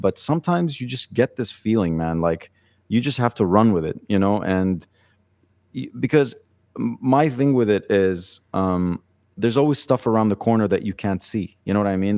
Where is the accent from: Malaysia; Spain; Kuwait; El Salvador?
Kuwait; moved away as an adult; also born or lived in Lebanon; now in Dubai, United Arab Emirates; I was born in Kuwait